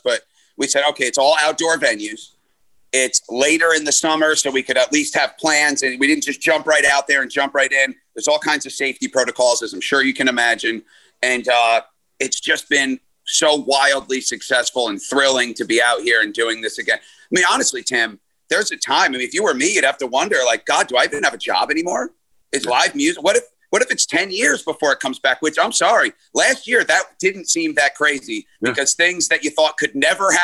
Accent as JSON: {"language": "English", "town": "Glenmont", "region": "New York", "country": "United States", "tie": "born or raised there", "said": "my hometown in Glenmont, New York."}